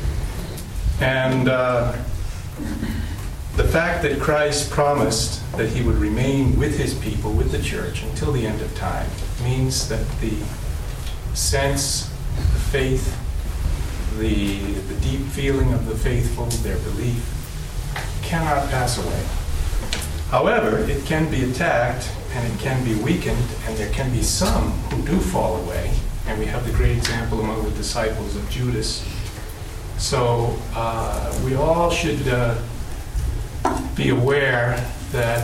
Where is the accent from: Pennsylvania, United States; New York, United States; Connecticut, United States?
Connecticut, United States; I grew up in Connecticut, and grew up as a Catholic